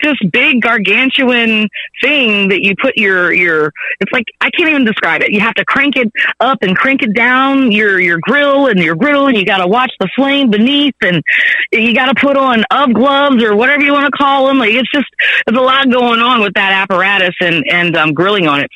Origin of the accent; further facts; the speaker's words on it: Texas, United States; I'm from Texas.